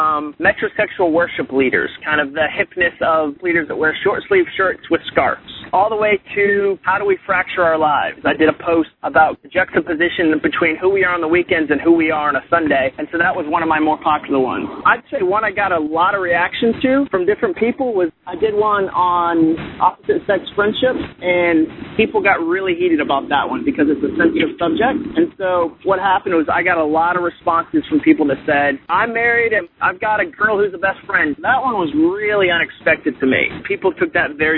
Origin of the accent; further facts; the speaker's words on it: Massachusetts, United States; also born or lived in Birmingham, Alabama; now in Atlanta, United States; I grew up in Massachusetts.